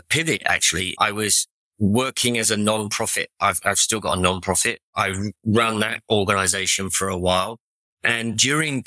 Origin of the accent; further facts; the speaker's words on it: England, United Kingdom; accent: English; moved away as an adult; now in Orange County, United States; I'm English accent.